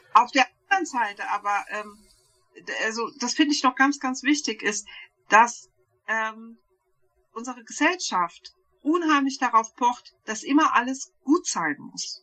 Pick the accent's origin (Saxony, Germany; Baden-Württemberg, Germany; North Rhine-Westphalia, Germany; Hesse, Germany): Hesse, Germany; Bürstadt; aus Sü ja, Südhessen. Ja, also wir wohnen in Bürstadt